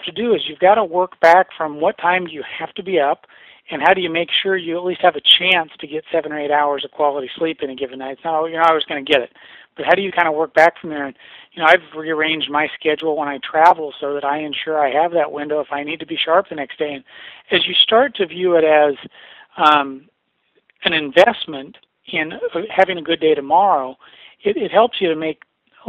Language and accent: English; Nebraska, United States; growing up in the Midwest in Nebraska